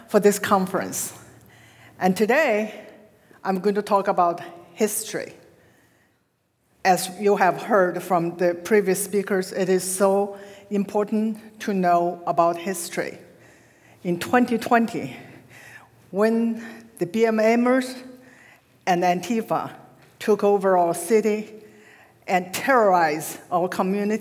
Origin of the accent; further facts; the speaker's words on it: China; moved away as an adult; now in United States; growing up in China, I was told, as all our generation were told, we were lucky to be born in New China and grew up under the red flag